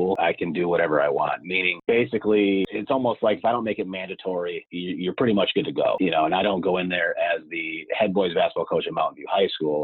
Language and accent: English; Scranton, Pennsylvania, United States; I am from Scranton, Pennsylvania, so northeast part of Pennsylvania.